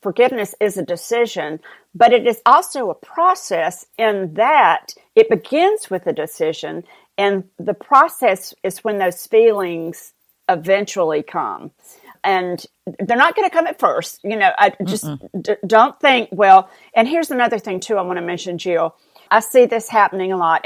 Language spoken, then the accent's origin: English; the South, United States; accent: southern; my southern accent